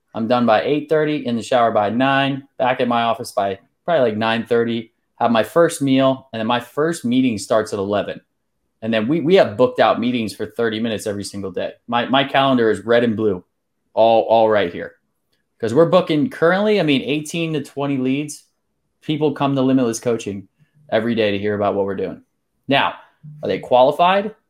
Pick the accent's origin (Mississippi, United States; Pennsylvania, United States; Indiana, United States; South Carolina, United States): Pennsylvania, United States; moved away as an adult; also born or lived in Salisbury, Maryland / Whidbey Island, Washington / Hawaii / Saint Louis; I moved over to Sailorsburg, Pennsylvania, not too long after that. I was there for about, let's see, fourteen years